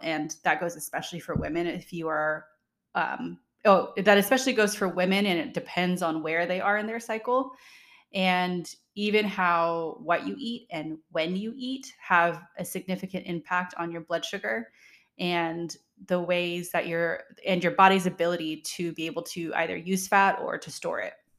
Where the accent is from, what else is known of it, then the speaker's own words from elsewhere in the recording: Redlands, California, United States; my hometown, Redlands, California